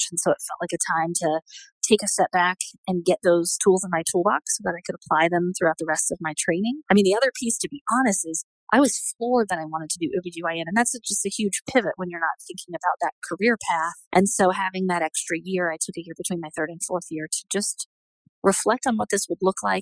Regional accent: Southeast, United States; accent: Southern; So I grew up in the Southeast, but I've worked really hard to get rid of my Southern accent.

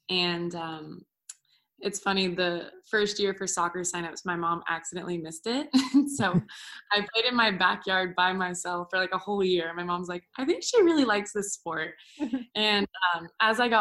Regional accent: California, United States; moved away as an adult; also born or lived in Orlando; I grew up in California

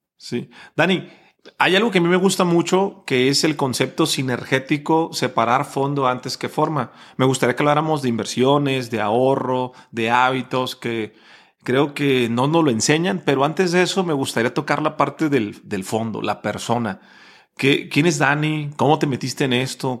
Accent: Mexico; Decimos en México

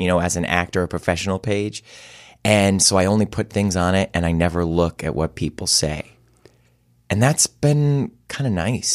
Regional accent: Cleveland, Ohio, United States; moved away; I love my hometown.

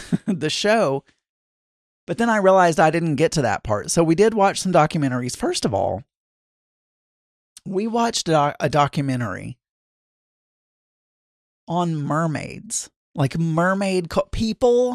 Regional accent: South Arkansas, United States; I was raised in South Arkansas

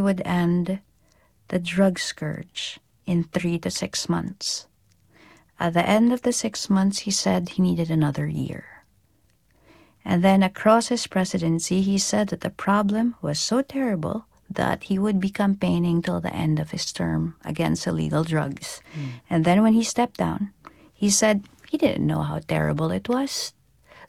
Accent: Philippines; I am a Filipino field reporter. My field is there. So I'm going home.

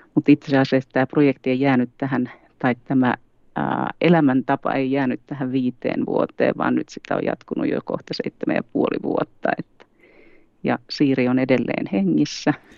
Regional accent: Tampere, Pirkanmaa, Finland; moved away as an adult; also born or lived in Helsinki metropolitan area; now in Sodankylä, Finland; Etelä-Suomesta kotoisin, eli Tampereella syntynyt ja kasvanut

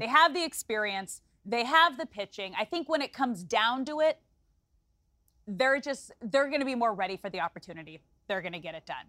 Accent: Los Angeles, California, United States; it's my hometown team.

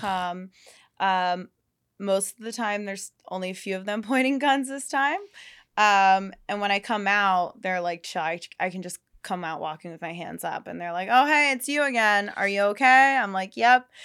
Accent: Pennsylvania, United States; now in Los Angeles, United States; I'm from Pennsylvania

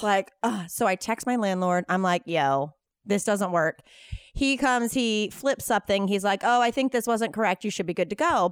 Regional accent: North Carolina, United States; now in Los Angeles, United States; I'm from North Carolina

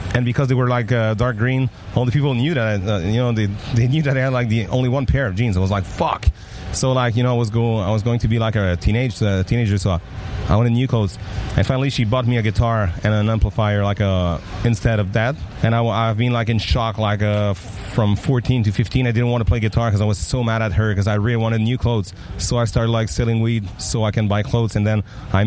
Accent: Mont-Saint-Hilaire, Quebec, Canada; accent: French; first language French; English is a second language; we grew up in Mont-Saint-Hilaire, Otterburn Park, you know, a super kind of quiet place

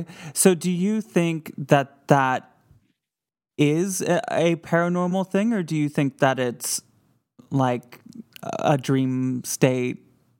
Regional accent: Grand Rapids, Michigan, United States; moved away; my hometown of Grand Rapids, Michigan

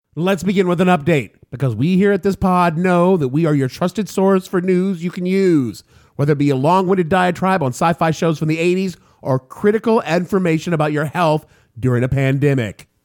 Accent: New York City, New York, United States; my hometown of New York City

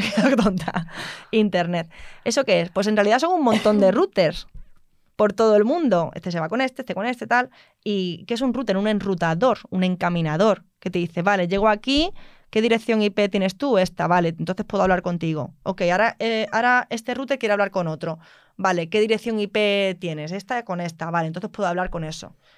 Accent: Mérida, Extremadura, Spain; yo soy de Mérida, yo no soy de Madrid

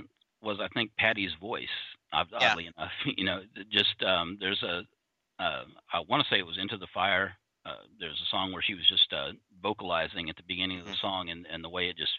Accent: El Paso, Texas, United States; I grew up in El Paso.

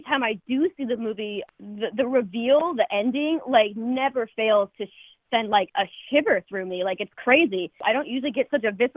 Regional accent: Palm Springs, California, United States; also born or lived in Los Angeles; I grew up in Palm Springs

